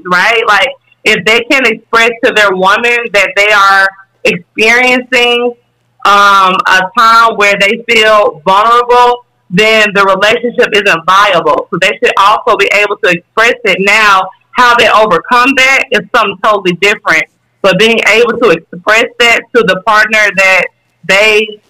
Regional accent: Jackson, Mississippi, United States; now in Chicago, United States; I'm from South Jackson

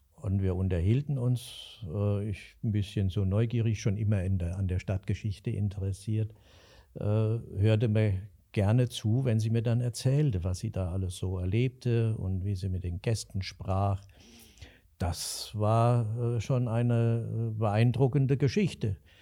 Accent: Alsfeld, Hesse, Germany; ich bin in der unteren Fuldagasse aufgewachsen

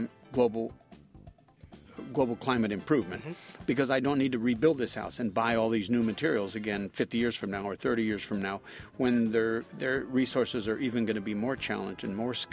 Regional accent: Napa Valley, California, United States; I'm from Napa Valley, so a lot of the work that we do is in the wine country

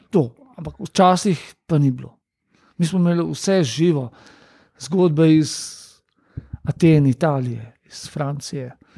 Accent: Ljubljana, Slovenia; prihajam iz Ljubljana

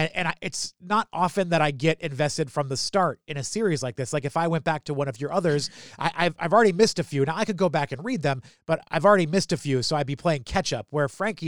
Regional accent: New Hampshire, United States; I grew up in New Hampshire.

